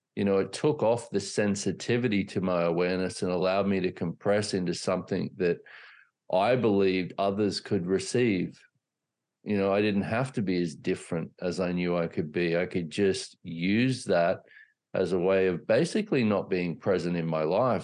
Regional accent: Australia; I grew up in Australia

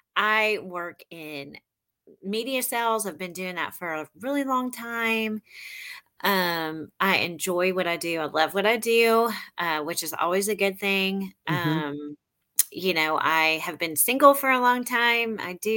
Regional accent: Memphis, Tennessee, United States; also born or lived in St. Louis / El Paso / Jonesboro / Fort Smith; I was born in St. Louis. We moved around a lot. My dad was in the military. We ended up in El Paso, Texas, and then Jonesboro, Arkansas. And then I grew up in Memphis.

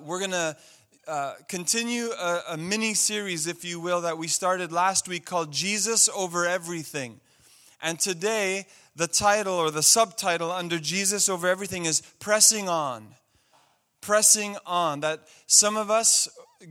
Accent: Montreal, Quebec, Canada; I grew up in Montreal

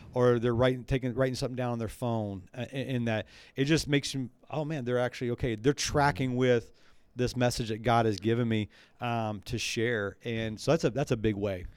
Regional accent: the South, United States; moved away; I grew up in the South

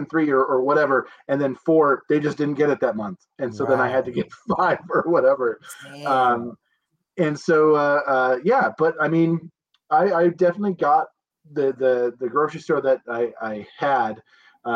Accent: Montana, United States; also born or lived in Spokane, Washington; Born and raised in Montana

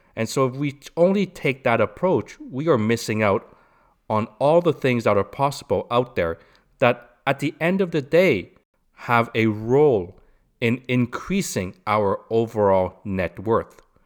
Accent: Canada; I'm Canadian

